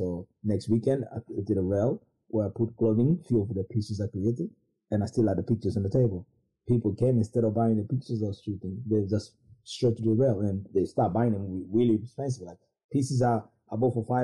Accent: London, United Kingdom; we're from West London

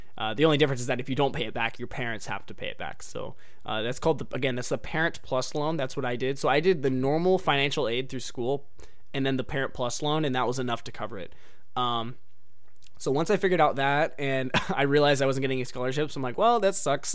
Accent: United States; I'm an American

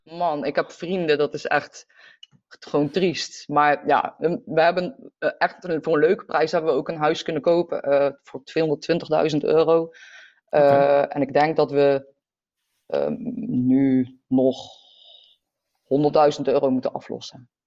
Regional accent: North Brabant, Netherlands; also born or lived in The Hague; ik ben verhuisd van Den Haag naar eh, Brabant. En ehm, dat was voor mij een hele nieuwe omgeving

